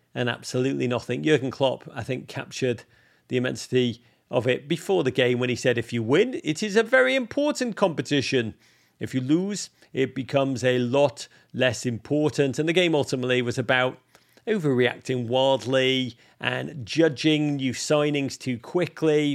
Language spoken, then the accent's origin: English; England, United Kingdom; moved away as an adult; now in United States; I grew up in England in the eighties